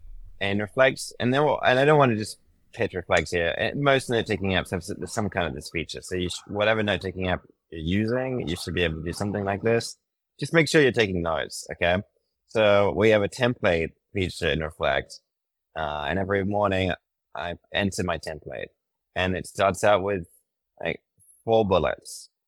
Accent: United Kingdom; now in United States; I mean, I'm British, and I think I've been in the States for a decade. My accent is totally messed up.

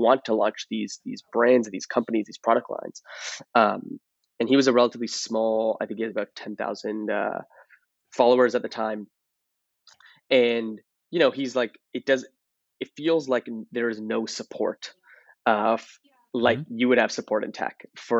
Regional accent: Toronto, Ontario, Canada; now in San Francisco, United States; I'm originally from Toronto.

